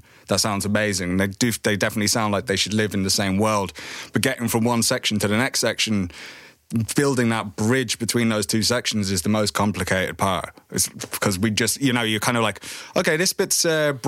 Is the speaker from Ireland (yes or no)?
yes; Ireland; bands that we grew up with in Ireland